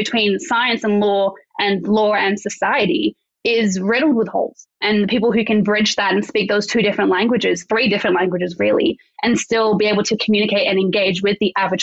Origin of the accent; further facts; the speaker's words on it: Canberra, Australian Capital Territory, Australia; I grew up in Canberra.